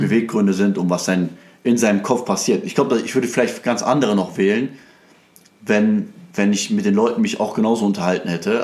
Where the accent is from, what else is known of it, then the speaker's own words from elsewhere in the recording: Krefeld, North Rhine-Westphalia, Germany; ich bin ja eigentlich aus Krefeld